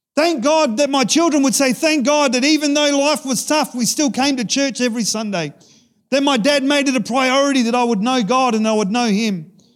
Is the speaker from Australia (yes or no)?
yes; Australia; growing up in Sejuna, we had a church picnic